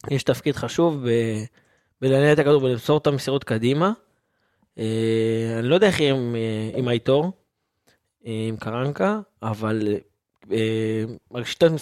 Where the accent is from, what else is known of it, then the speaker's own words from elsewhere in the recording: Ashdod, Southern District, Israel; אני גדלתי פה, אני גדלתי באשדוד, אני לא חוגג.